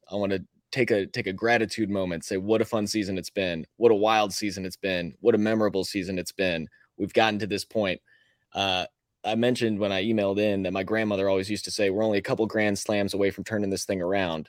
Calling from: Crestwood, Kentucky, United States; Out of town, or I'm in Crestwood, Kentucky, just north of Louisville.

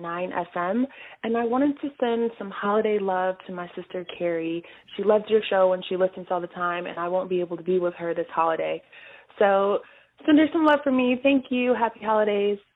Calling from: Chicago, Illinois, United States; I'm calling from Chicago

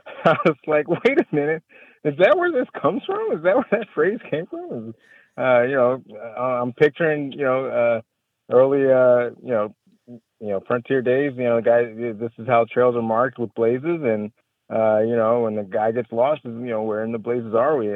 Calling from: Waco, Texas, United States; I'm calling from Waco, Texas

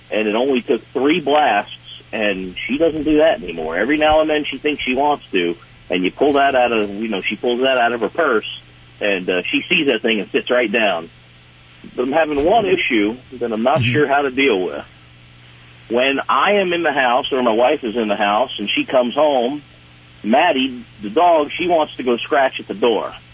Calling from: Carlisle, Pennsylvania, United States; Uh, right now, I'm in Carlisle, Pennsylvania.

